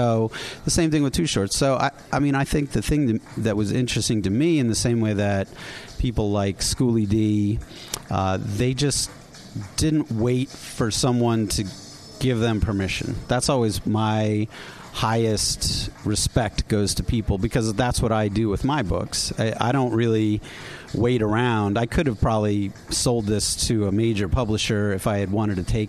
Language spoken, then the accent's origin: English; East Coast, United States; I grew up on the East Coast